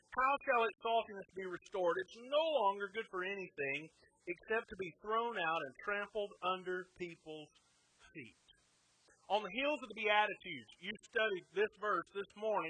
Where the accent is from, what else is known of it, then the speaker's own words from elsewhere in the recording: the Bible Belt, United States; we as American Christians, we especially in the Bible Belt